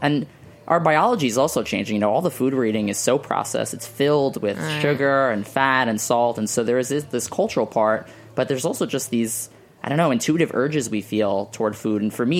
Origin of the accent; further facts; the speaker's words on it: New York City, New York, United States; I grew up in Staten Island, New York, and you know, that's not the most progressive of places in New York City.